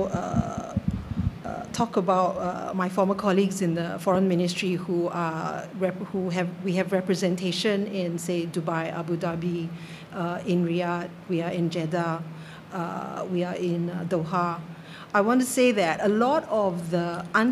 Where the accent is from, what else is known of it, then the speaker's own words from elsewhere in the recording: Singapore; as a Singaporean